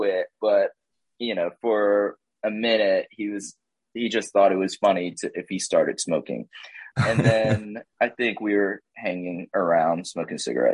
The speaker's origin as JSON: {"language": "English", "town": "Jacksonville", "region": "Florida", "country": "United States", "tie": "born or raised there", "moved": "as an adult", "lives_now": "Athens, United States", "said": "my hometown of Jacksonville, Florida"}